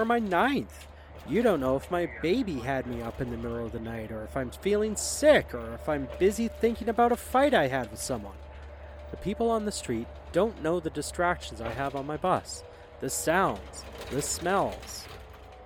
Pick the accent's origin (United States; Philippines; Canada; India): Canada; I'm Canadian